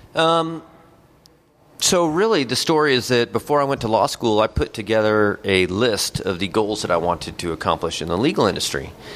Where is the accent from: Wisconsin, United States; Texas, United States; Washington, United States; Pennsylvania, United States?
Texas, United States; El Paso; moved away as an adult; also born or lived in Lubbock, Texas; now in Dallas, United States; I'm originally from El Paso, Texas